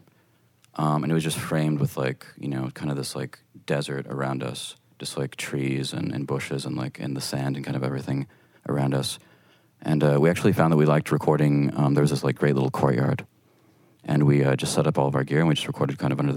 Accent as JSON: {"language": "English", "town": "El Paso", "region": "Texas", "country": "United States", "tie": "born or raised there", "said": "a stairway in El Paso in my hometown"}